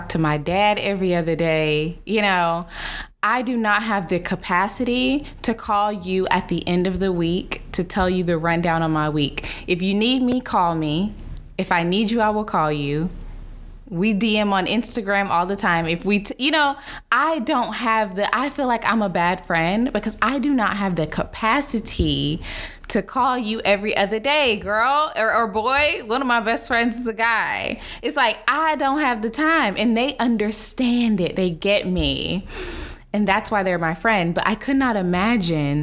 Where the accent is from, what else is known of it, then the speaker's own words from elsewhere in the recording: Dallas, Texas, United States; moved away as an adult; also born or lived in San Francisco; now in Los Angeles, United States; I used to live in Dallas. I'm from Dallas